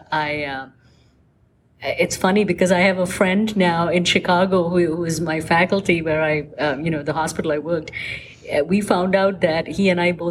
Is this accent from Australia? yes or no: no; Kerala, India; even though my home state of Kerala um, is the only state that does a higher female to male